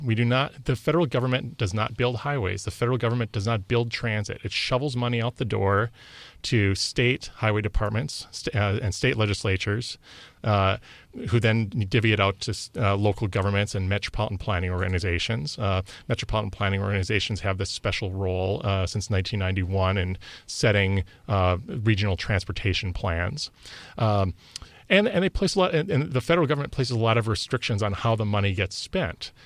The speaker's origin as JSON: {"language": "English", "region": "Wisconsin", "country": "United States", "said": "I'm from Wisconsin"}